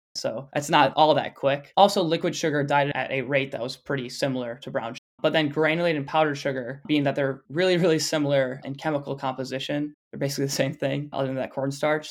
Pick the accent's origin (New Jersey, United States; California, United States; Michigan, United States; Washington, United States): Michigan, United States; Flushing; near my hometown of Flushing, Michigan